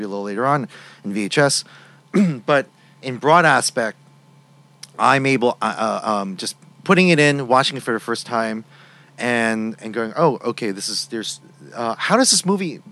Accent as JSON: {"language": "English", "country": "United States", "said": "As an Asian American"}